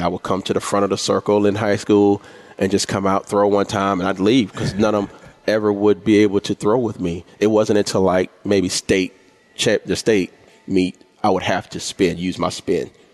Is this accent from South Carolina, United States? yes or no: yes; Orangeburg, South Carolina, United States; born or raised there